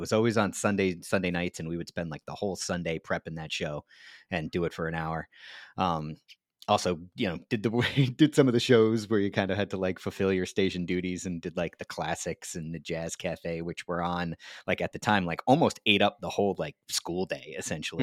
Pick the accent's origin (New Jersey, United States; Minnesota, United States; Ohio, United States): New Jersey, United States; my home state of New Jersey